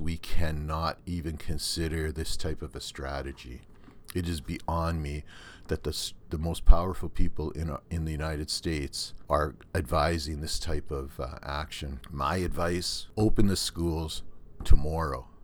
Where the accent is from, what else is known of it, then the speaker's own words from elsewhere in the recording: Canada; accent: Canadian; my Canadian accent